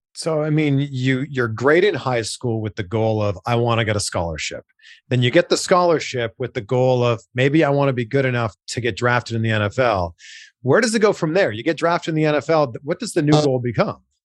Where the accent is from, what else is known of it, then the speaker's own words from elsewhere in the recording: Canada; grew up playing baseball, hockey, of course, because I grew up in Canada